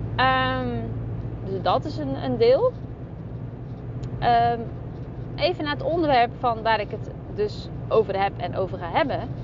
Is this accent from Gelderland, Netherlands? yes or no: no; Zeeland, Netherlands; Ik kom uit Zeeland. Ook dan nog Zeeuwse, eh, van het platteland. Zeeuws meisje